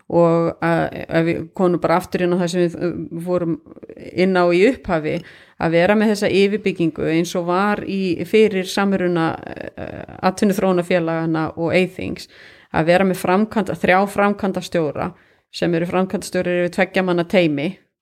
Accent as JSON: {"language": "Icelandic", "town": "Kópasker", "region": "Northeastern Region", "country": "Iceland", "also_born_or_lived": "Hong Kong / Singapore", "moved": "yes", "lives_now": "Akureyri, Iceland", "said": "ég kem frá Kópaskeri, ég kem ekkert frá Norðuþingi"}